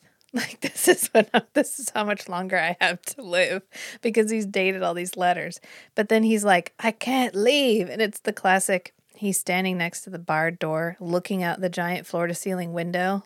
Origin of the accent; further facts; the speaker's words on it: United States; we're from America